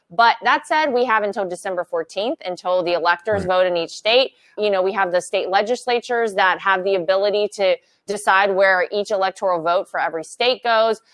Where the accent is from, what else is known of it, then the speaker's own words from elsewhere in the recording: North Carolina, United States; moved away; North Carolina is my home state. My entire family still lives there. My parents still live in the house that I came home from the hospital